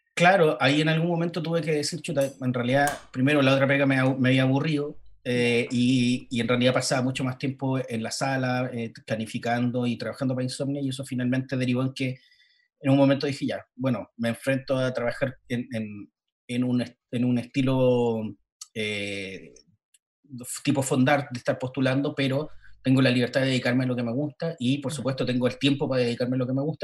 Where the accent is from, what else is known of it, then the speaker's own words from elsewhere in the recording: Valparaíso, Chile; Dije, ah, ah, de, ah. Valparaíso, Chile.